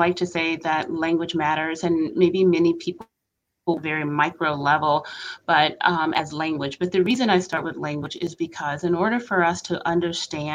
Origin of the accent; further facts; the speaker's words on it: North Carolina, United States; also born or lived in Boston; I was born and raised in North Carolina.